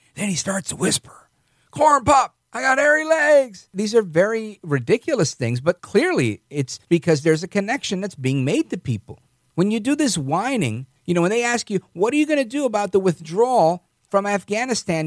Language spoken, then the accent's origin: English; New York, United States; as a New Yorker